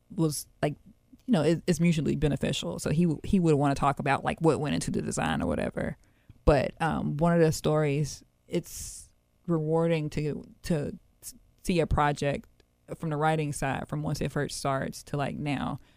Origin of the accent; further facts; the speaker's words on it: Memphis, Tennessee, United States; I grew up in North Haven